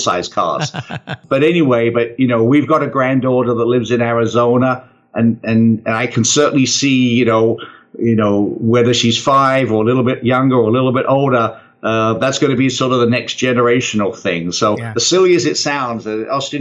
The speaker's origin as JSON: {"language": "English", "country": "United Kingdom", "said": "I'm British."}